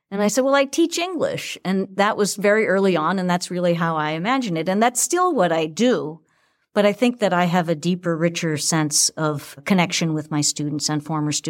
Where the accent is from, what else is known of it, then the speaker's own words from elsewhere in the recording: Boston, Massachusetts, United States; In Boston.